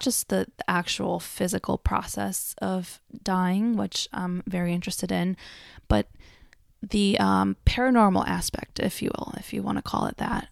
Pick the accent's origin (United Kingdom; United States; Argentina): Argentina; moved away; I grew up in Argentina